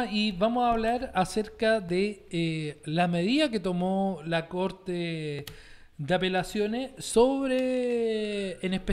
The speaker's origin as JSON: {"language": "Spanish", "town": "Santiago", "region": "Santiago Metropolitan Region", "country": "Chile", "tie": "born or raised there", "said": "Yo nací en Independencia"}